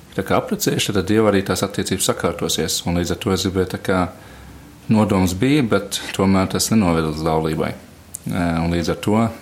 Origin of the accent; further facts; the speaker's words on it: Latvia; moved away; es esmu uzaudzis Matejā